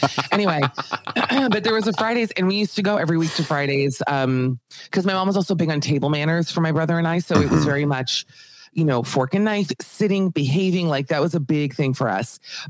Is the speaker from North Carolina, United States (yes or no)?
no; Aventura, Florida, United States; also born or lived in Miami Beach, Florida; So I'm from a place in Florida, not born here, but from Aventura, Florida. I was born in Miami Beach. We moved here when I was 10. That's actually where I am right now.